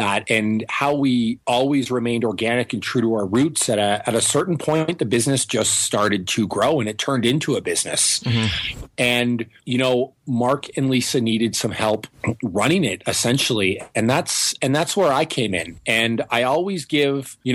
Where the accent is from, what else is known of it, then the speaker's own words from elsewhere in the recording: Northern Ontario, Canada; moved away; also born or lived in Toronto; I'm a Canadian boy. I'm from Northern Ontario, a lot farther north than Toronto